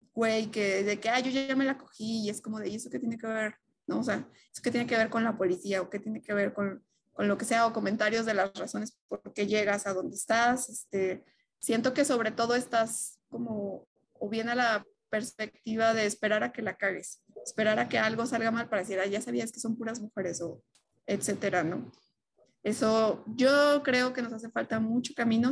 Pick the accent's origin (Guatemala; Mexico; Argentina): Mexico